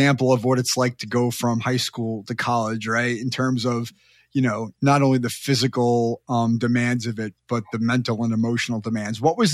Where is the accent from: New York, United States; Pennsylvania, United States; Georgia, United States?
New York, United States; Long Island; moved away as an adult; also born or lived in Michigan; I grew up in Long Island